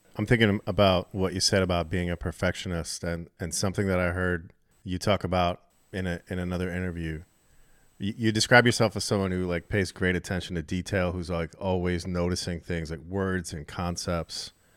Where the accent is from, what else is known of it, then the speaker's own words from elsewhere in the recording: Maryland, United States; I grew I grew up in Maryland myself